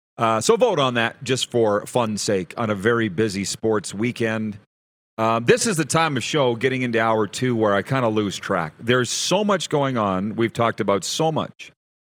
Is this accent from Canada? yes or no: yes; Saskatchewan, Canada; now in Calgary, Canada; I'm from Saskatchewan.